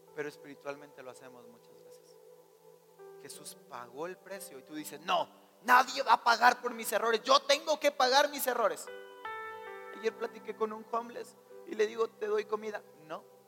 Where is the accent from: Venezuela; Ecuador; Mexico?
Mexico; Creo que somos mexicanos